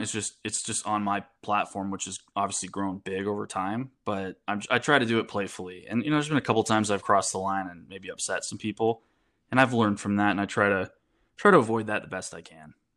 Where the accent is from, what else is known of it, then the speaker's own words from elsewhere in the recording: United States; I'm an American